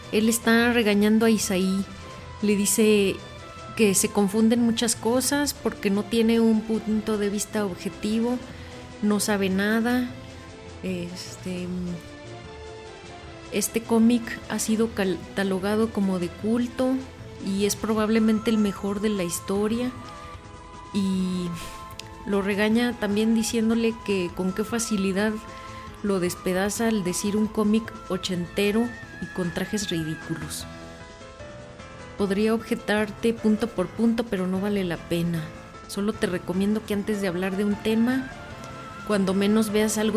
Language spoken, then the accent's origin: Spanish; Mexico; now in Chicago, United States; pero que como mexicanos no apoyemos nuestro cine. Yo vivo en Chicago